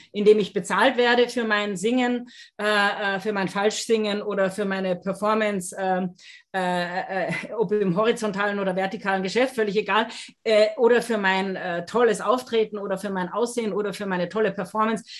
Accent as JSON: {"language": "German", "country": "Austria", "said": "wie man bei uns in Österreich sagt"}